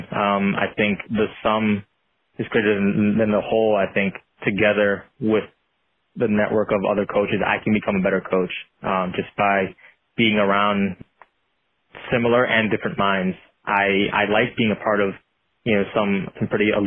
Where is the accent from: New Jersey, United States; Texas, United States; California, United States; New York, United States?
California, United States; Long Beach; I was growing up in Long Beach, California